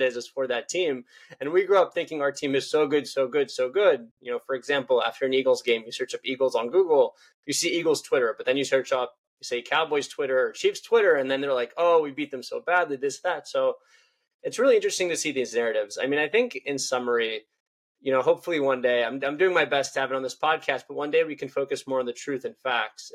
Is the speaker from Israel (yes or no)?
yes; Israel; I'm from Israel